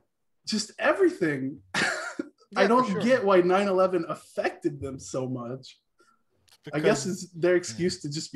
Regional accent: Tennessee, United States; moved away; I grew up in the South. I grew up in Tennessee.

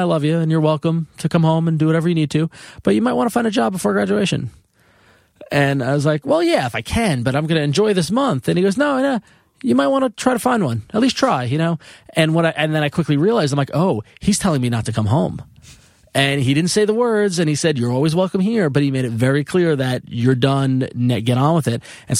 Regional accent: Long Island, New York, United States; I come from Long Island, Italian family.

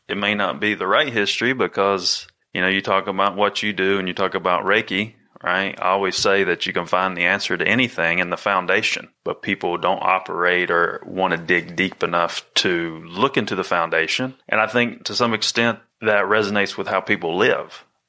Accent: Candler, North Carolina, United States; also born or lived in New Jersey; I was born in Candler, North Carolina. You know, and live there and then live, you know, went back and forth from there to New Jersey my whole life.

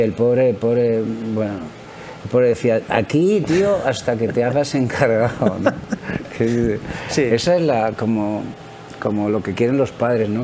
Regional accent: Madrid, Community of Madrid, Spain; Yo soy de Madrid, concretamente de Chamberí

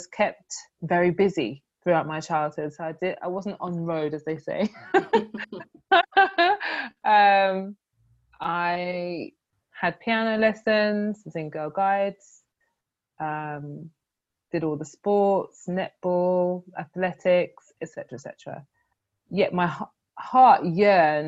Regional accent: London, United Kingdom; Growing up in Croydon, Thornton Heath

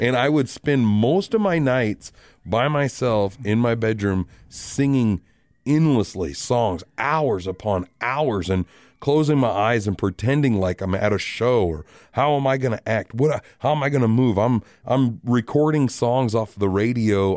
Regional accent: Rapid City, South Dakota, United States; I am born and raised in Rapid City.

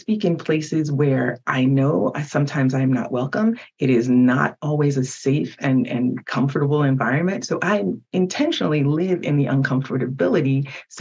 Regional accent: United States; English is a second language; While I was born in America, I didn't speak English until I was 5

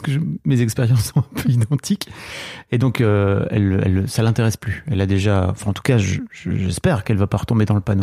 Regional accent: the North, Hauts-de-France, France; nous on vient du Nord

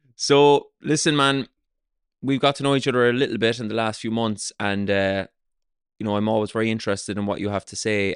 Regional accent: south of Ireland, Ireland; I grew up in the south of Ireland

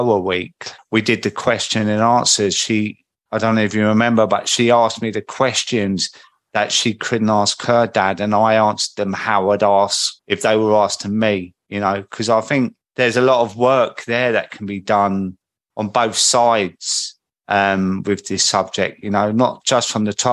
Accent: Croydon, London, United Kingdom; accent: market boy from Croydon; I think my accent is quite recognisable. Like a market boy from Croydon.

